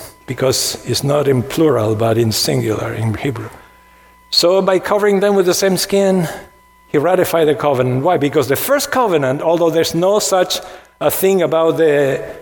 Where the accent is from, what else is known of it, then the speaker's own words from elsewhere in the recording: Argentina; When I was growing up in Argentina, my church had 614 commandments.